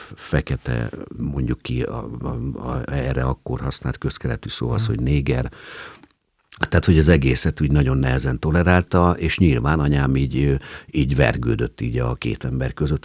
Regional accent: Hungary; én állami gondozottként nőttem föl

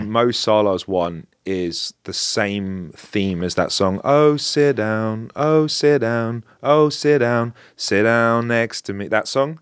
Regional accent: London, United Kingdom; I'm from Northwest London

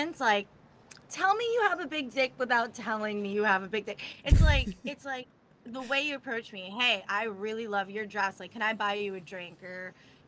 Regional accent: Florida, United States; I'm from Florida

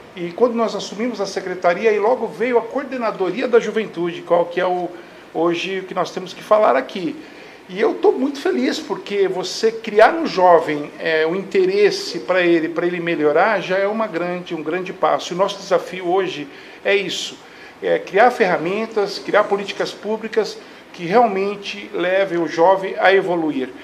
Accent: Barueri, São Paulo, Brazil; nasci aqui em Barueri em 1968

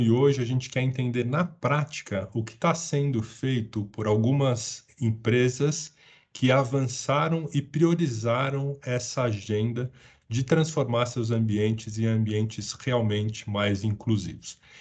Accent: São Paulo, Brazil; sou paulistano, o único paulistano do trio aqui hoje

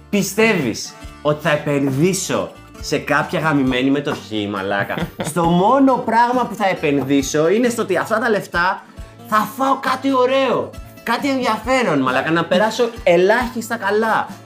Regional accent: Samothrace, Eastern Macedonia and Thrace, Greece; Είμαι από τη Σαμοθράκη και είναι ένα αυτοκίνητο από πίσω

